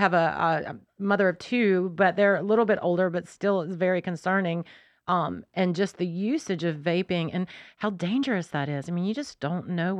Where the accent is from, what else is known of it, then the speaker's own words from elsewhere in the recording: Winston-Salem, North Carolina, United States; I grew up in Winston-Salem.